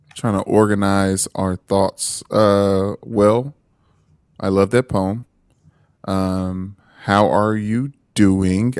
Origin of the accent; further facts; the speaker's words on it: Detroit, Michigan, United States; I am from Newburgh.